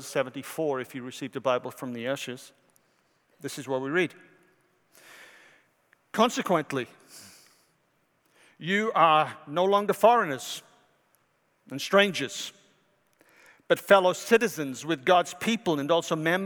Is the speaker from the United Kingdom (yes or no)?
yes; Wales, United Kingdom; now in United States; from Wales.